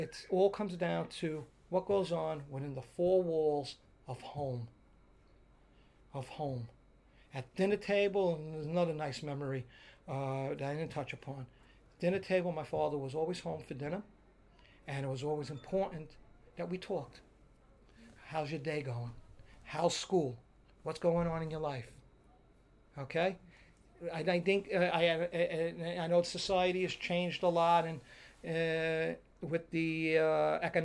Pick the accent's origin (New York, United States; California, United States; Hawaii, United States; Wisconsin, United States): New York, United States; New York City; growing up in Dyker Heights